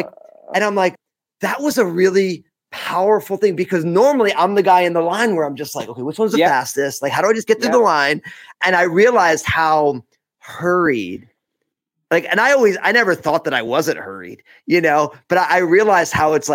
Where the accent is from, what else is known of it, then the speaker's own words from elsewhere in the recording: New Jersey, United States; now I'm from New Jersey.